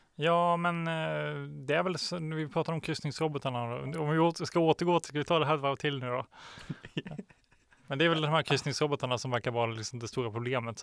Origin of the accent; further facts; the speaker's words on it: Småland, Sweden; moved away; also born or lived in Norrland; jag är från Småland